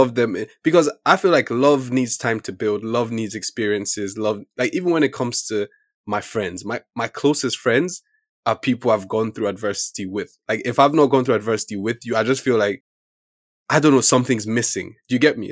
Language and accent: English; Nigeria; me being a Nigerian man